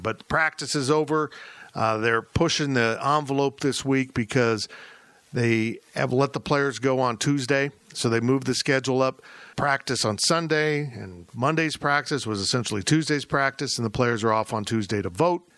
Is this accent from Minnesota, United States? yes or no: no; Kansas, United States; I grew up in Kansas.